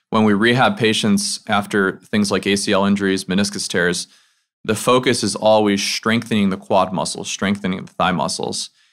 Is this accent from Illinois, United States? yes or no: yes; outside Chicago, Illinois, United States; moved away as an adult; now in Memphis, United States; I'm from the Midwest. I grew up outside Chicago